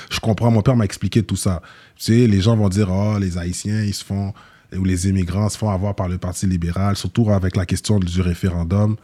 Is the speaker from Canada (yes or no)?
yes; Quebec, Canada; also born or lived in Montréal-Nord; je suis né au Québec, je suis né, j'ai grandi au Québec